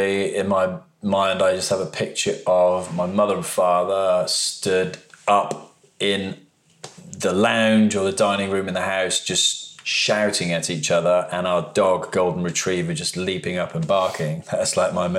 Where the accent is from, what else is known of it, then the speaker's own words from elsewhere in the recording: United Kingdom; also born or lived in High Wycombe, Buckinghamshire / Oakville, Ontario, Canada; moved back to the UK